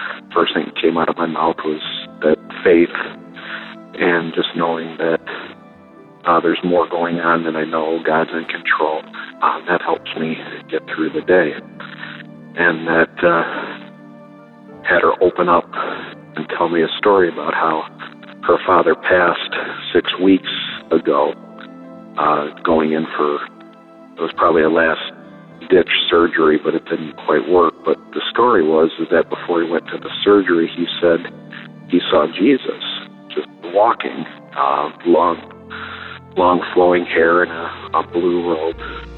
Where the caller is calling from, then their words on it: Michigan, United States; I'm the nurse from Michigan. Calling on April 15th, mainly in praise